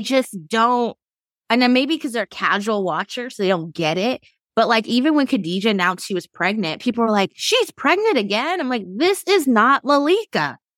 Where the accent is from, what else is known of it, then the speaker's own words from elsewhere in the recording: Sacramento, California, United States; also born or lived in San Francisco; my hometown